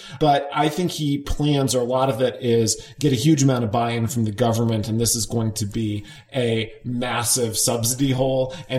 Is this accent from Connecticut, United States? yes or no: yes; Connecticut, United States; my home state of Connecticut, which is about the brokest state in the union